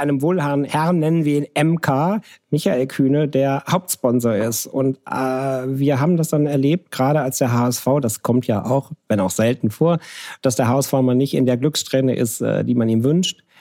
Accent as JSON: {"language": "German", "area": "near Krefeld", "region": "North Rhine-Westphalia", "country": "Germany", "moved": "yes", "said": "Ich bin von Niederrhein. Ich komme aus der Gegend von. Wenn ich hier gefragt werde, komme ich offiziell immer aus Düsseldorf. Wenn Leute sich dann auskennen, komme ich aus Krefeld. Wenn sie sich noch besser auskennen, komme ich aus der Gegend bei Krefeld"}